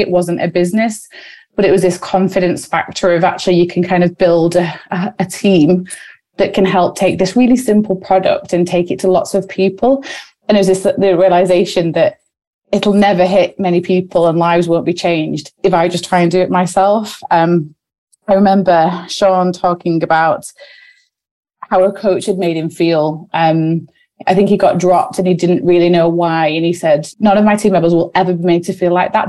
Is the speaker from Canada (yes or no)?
no; Wigan, North West England, United Kingdom; we're sisters from Wigan